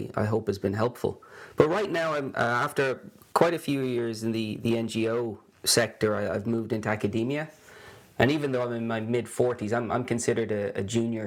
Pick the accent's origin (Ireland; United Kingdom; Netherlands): Ireland; moved away as an adult; also born or lived in Sweden; now in Gothenburg, Sweden; you can hear I'm not Swedish, I'm Irish, but haven't lived in Ireland now for almost as long as I did live there